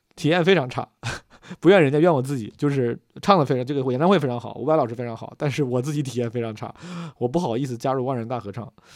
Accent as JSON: {"language": "Chinese", "town": "Zhengzhou", "region": "Henan", "country": "China", "tie": "born or raised there", "said": "从小在河南、在郑州"}